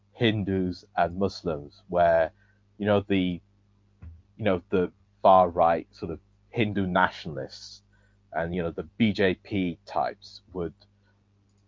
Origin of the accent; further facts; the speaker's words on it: Nigeria; I'm Nigerian